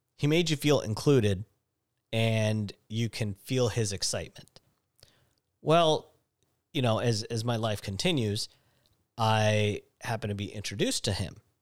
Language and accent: English; Seattle, Washington, United States; growing up in Seattle